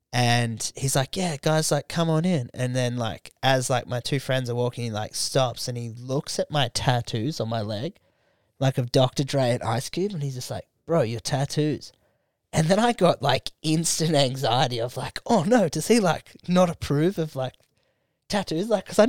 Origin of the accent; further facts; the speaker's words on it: Australia; But I'm Australian, though.